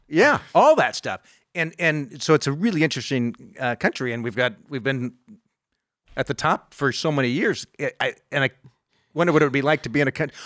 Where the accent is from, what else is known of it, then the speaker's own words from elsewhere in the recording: United States; I grew up in the United. I was born in this country